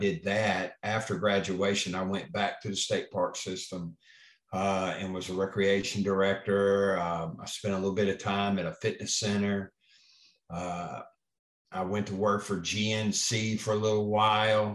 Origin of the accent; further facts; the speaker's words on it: Springfield, Tennessee, United States; moved away; I'm originally from Springfield, Tennessee, small farming community in Middle Tennessee